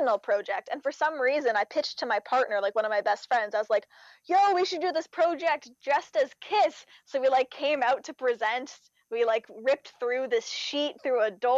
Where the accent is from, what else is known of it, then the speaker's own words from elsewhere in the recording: Canada; I'm Canadian